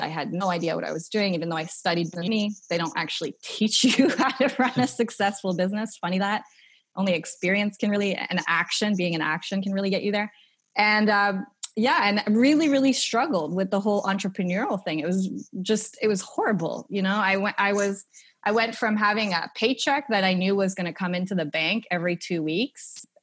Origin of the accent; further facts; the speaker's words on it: Canada; moved away as an adult; now in Australia; I was raised in Canada and never really had an entrepreneurial background.